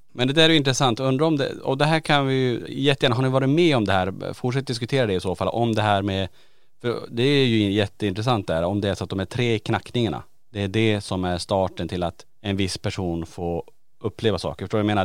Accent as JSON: {"language": "Swedish", "region": "Norrland", "country": "Sweden", "said": "jag är från Norrland"}